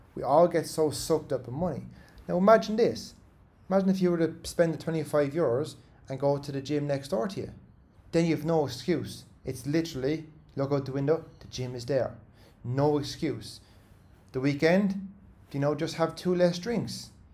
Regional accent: Ireland; as Irish people

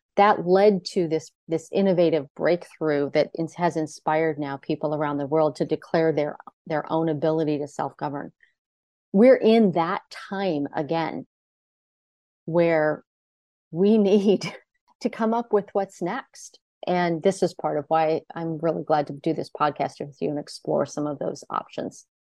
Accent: United States; growing up in America

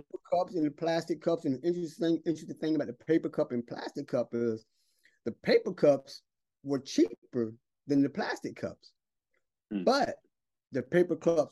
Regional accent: Brunswick, Georgia, United States; moved away as an adult; now in Shanghai, China; I'm from South Georgia where it's hot

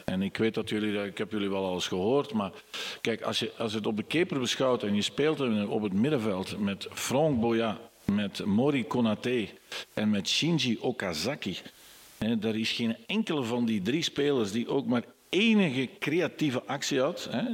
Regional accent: Borgloon, Flanders, Belgium; Ik ben eigenlijk niet afkomstig, ik ben van Borgloon afkomstig

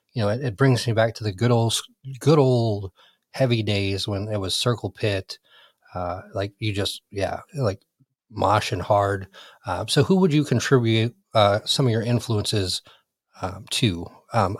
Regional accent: Michigan, United States; another fellow Michigander. Obviously, you all know that I am from Michigan

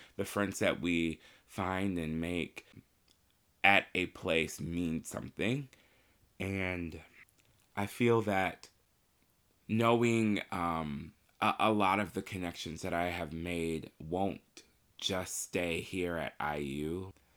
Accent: Marion, Indiana, United States; I grew up in Marion, Indiana.

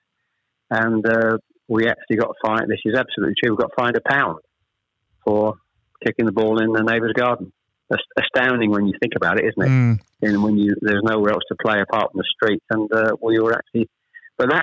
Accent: Chelmsford, East of England, United Kingdom; also born or lived in Ashton-under-Lyne; I was born in Ashton-under-Lyne. We actually moved south to Chelmsford when I was probably, I was the eldest of three, when I was probably about 7 or 8

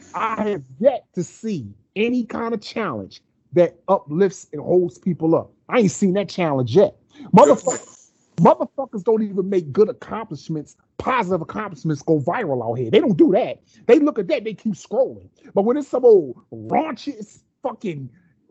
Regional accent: United States; a black man born and raised in America

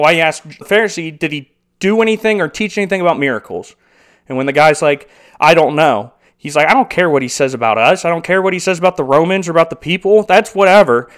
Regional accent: United States; as an American

